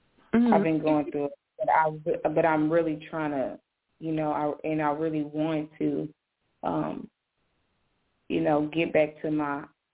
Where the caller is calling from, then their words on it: Jacksonville, Florida, United States; Jacksonville, Florida.